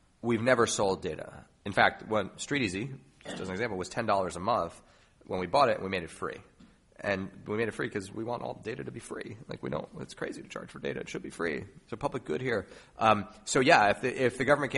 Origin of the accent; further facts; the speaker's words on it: New York City, New York, United States; I grew up in New York, and my mom was a realtor when I was a kid